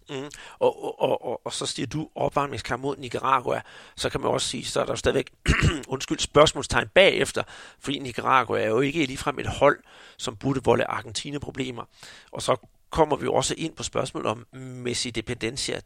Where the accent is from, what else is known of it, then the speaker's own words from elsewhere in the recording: Denmark; vi her hjemme i Danmark